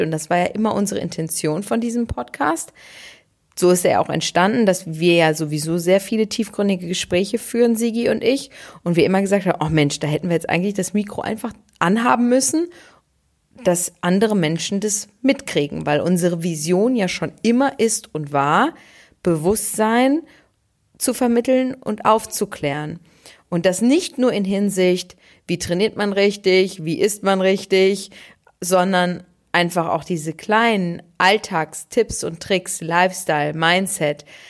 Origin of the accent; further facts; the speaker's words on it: Ruhr area, North Rhine-Westphalia, Germany; bei uns im Ruhrgebiet